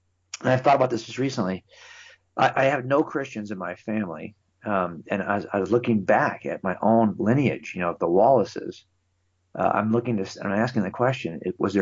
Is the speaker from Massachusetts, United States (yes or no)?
no; California, United States; I've been here my entire life. My dad raised me here.